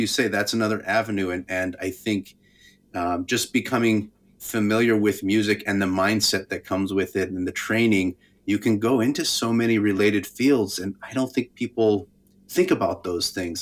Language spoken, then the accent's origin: English; Albuquerque, New Mexico, United States; I grew up in Albuquerque